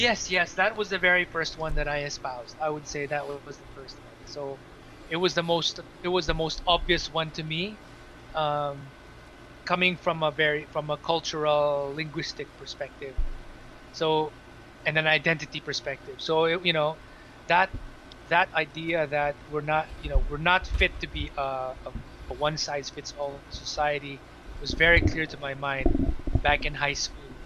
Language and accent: English; Manila, Metro Manila, Philippines; moved away as an adult; also born or lived in Cebu; now in Singapore; so I was born in Metro Manila and then stayed in Metro Manila until grade five, and then it was grade six until high school that I was in Cebu.